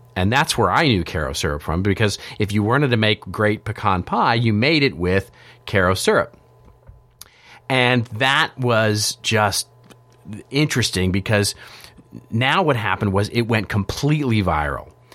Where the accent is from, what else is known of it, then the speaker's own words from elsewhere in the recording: Texas, United States; I grew up in Texas